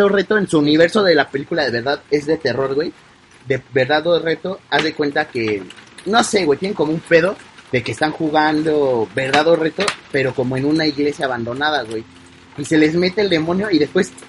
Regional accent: Mexico; Los mexicanos queremos hablar como los españoles

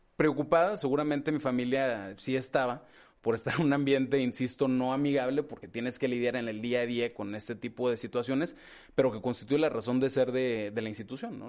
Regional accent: Torreón, Coahuila, Mexico; moved away as an adult; also born or lived in Gómez Palacio, Durango / Mexico City / New York; yo crecí, nací en, en Gómez Palacio Durango, en Gómez. Eh, soy el mayor, somos dos hermanos, una hermana más chica. Eh, crecimos aquí en Torreón, no obstante haber nacido en Gómez

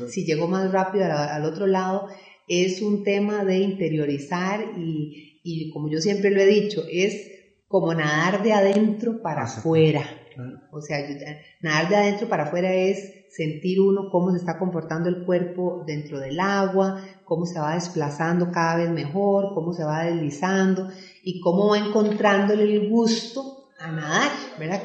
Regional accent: Belén, Heredia, Costa Rica; yo soy oriunda de Belén, ¿verdad? Y Belén es un cantón muy, muy deportivo.

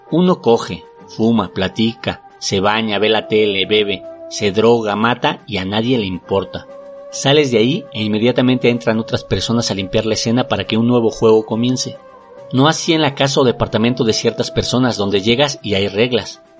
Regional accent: Mexico; Y es que si somos los mexicanos, somos racistas y clasistas.

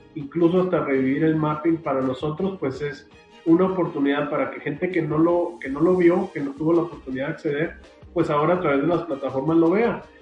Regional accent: Hidalgo del Parral, Chihuahua, Mexico; a la gente de Parral, de donde soy originario

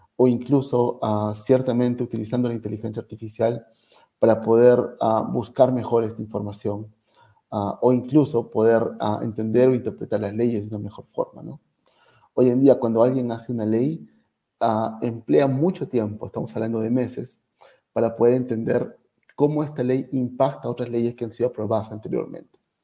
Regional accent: Arequipa, Peru; moved away as an adult; muchos arequipeños que salimos de Arequipa y eventualmente regresamos

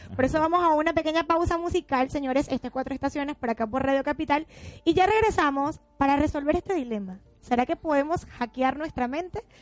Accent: Venezuela; now in Argentina; somos venezolanas

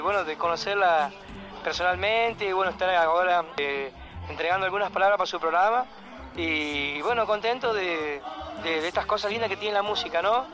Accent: Chaco, Argentina; now in Merlo, Argentina; yo vengo de la provincia del Chaco, pero ya estoy radicado hace mucho tiempo aquí en Merlo

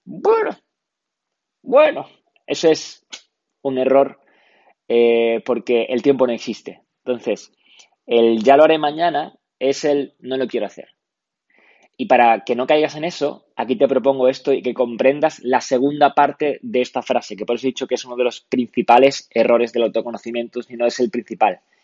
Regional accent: Málaga, Andalusia, Spain; soy de Málaga

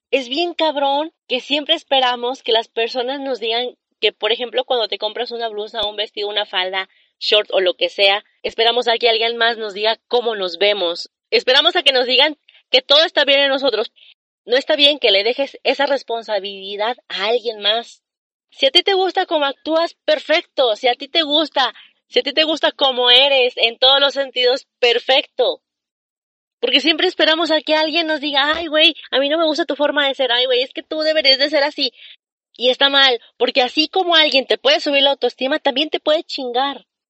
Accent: Saltillo, Coahuila, Mexico; aquí en Saltillo, Coahuila, de donde yo soy

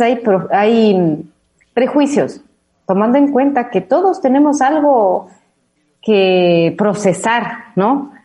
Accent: Ecuador; accent: Ecuadorian; moved away as an adult; now in Madrid, Spain; con mi acento latinoamericano, de lo cual me siento muy claro, como ecuatoriana y con este acento ecuatorianada de lo que soy

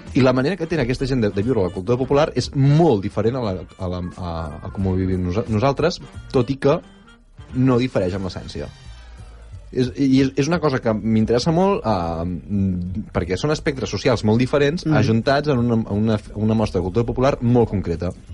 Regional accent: Barcelona, Catalonia, Spain; vinc de Sarrià

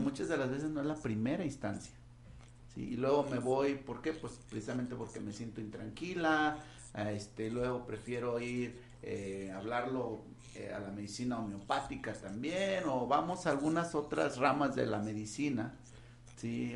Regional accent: Mexico; Como buenos mexicanos

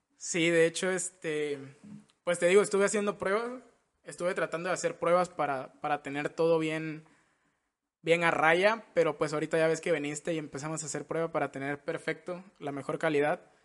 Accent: Villahermosa, Tabasco, Mexico; now in Mérida, Mexico; somos de Villahermosa nosotros. Somos chocos de la tierra del pozol

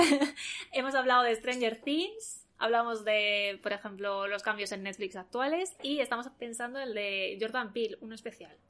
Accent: Soria, Castile and León, Spain; yo soy de Soria

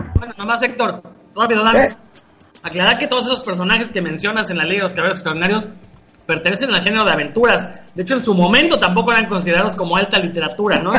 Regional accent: Mexico; somos mexicanos

